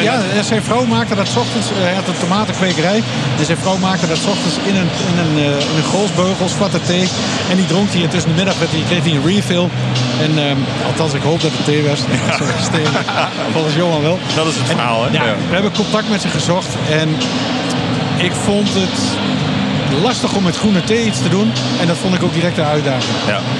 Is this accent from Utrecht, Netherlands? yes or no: no; Enschede, Overijssel, Netherlands; Ik ben eh, geboren en getogen Enschede.